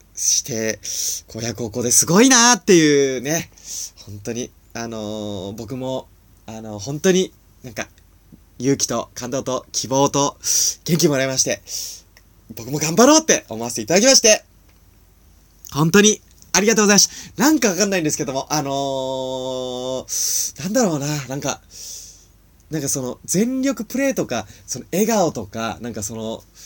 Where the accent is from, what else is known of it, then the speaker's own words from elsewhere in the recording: Nagano, Japan; 長野県出身なんですね